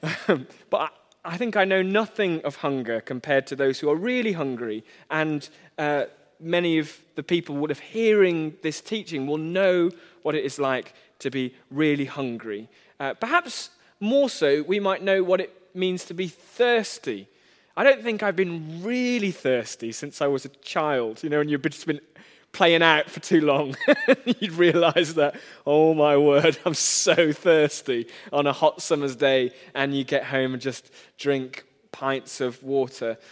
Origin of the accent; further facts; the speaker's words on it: United Kingdom; I am British in nearly every way